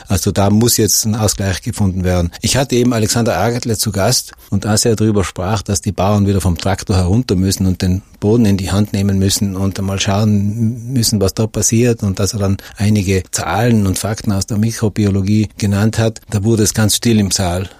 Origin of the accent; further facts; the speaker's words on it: Brixen, Trentino-Alto Adige, Italy; Ich bin in Brixen geboren, lebe dort